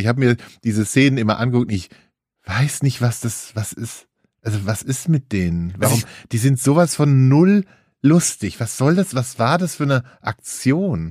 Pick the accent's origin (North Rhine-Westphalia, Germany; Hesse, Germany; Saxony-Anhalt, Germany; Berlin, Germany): Hesse, Germany; bei uns in Hesse